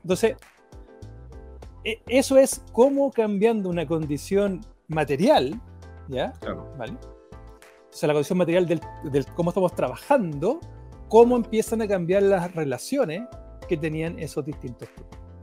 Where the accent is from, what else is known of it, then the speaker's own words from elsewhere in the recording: Talca, Maule, Chile; moved away; yo soy de Talca